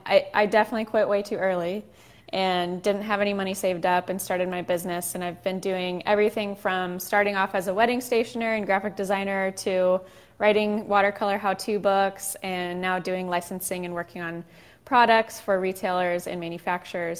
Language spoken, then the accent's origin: English; Southern California, United States; also born or lived in Chicago; we moved from Chicago back home to Southern California